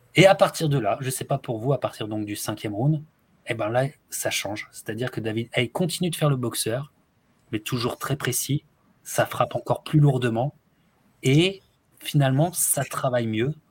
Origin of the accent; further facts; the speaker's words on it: France; en tant que Français